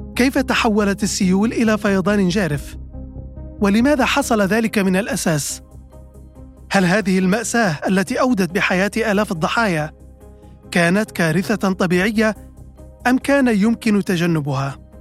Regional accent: between Bayda and Derna, a village of Jebel Akhdar, Libya; now in Washington, United States; كشخص ينحدر من إحدى قرى الجبل الأخضر في منتصف المسافة تماما بين مدينتي البيضة ودرنا

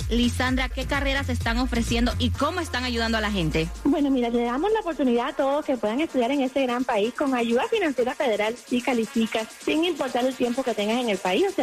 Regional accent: Venezuela

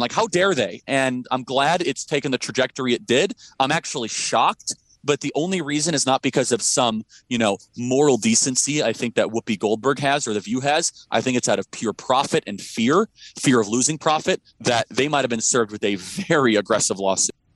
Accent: Illinois, United States; now in Scottsdale, United States; I grew up in Illinois

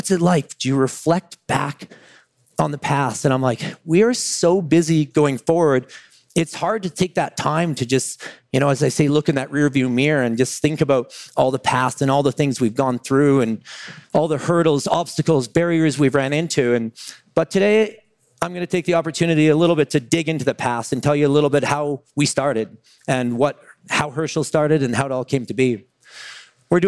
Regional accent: Calgary, Alberta, Canada; now in Vancouver, Canada; I live in Vancouver, British Columbia. More interestingly, though, I grew up in Calgary, Alberta, Canada

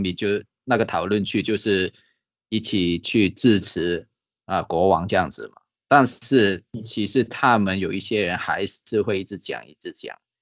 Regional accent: Hong Kong; now in Taiwan; 因为我是香港来的嘛

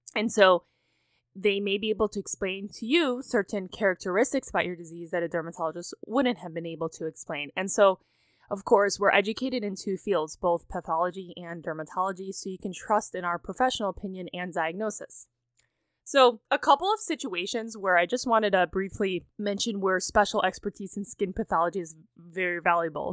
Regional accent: Cleveland, Ohio, United States; moved away as an adult; I have, of course, moved across country to my hometown of Cleveland, Ohio

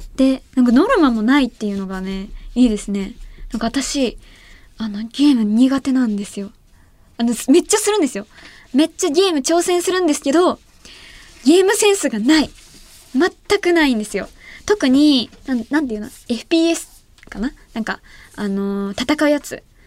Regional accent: Ehime, Japan; 愛媛県出身

